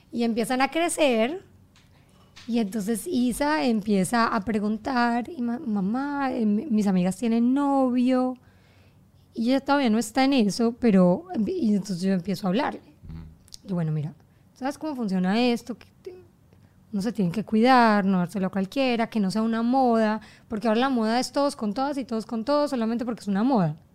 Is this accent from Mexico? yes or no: no; Germany; born there; Bueno, pero ya cuando yo llegué a donde salte yo, nací en Alemania.